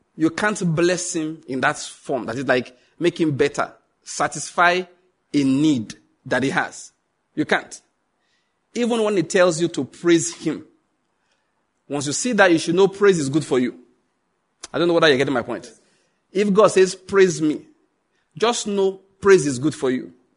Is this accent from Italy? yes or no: no; Nigeria; I'm a white man trapped in the Nigerian skin.